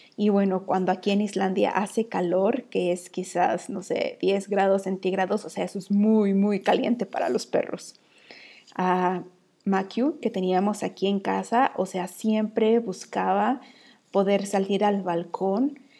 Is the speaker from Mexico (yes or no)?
yes; Mexico; now in Iceland; Estoy ahí como la mexicana